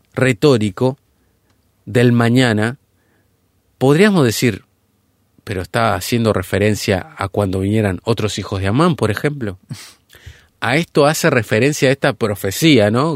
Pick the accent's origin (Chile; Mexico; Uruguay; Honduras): Uruguay; nuestro país, hablando puntualmente Uruguay